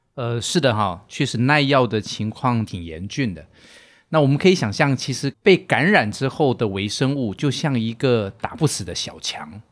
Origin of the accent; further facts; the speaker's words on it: Taiwan; moved away as an adult; now in Shanghai, China; 我来自于台湾，过往是从事实验室的工作